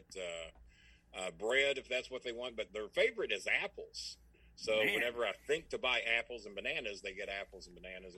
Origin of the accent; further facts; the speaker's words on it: LaGrange, Kentucky, United States; in LaGrange, Kentucky, my hometown